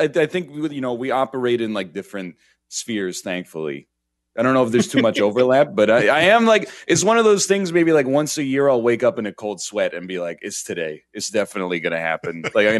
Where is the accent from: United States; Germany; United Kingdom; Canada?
Canada; And then I'm from Canada, which is the north.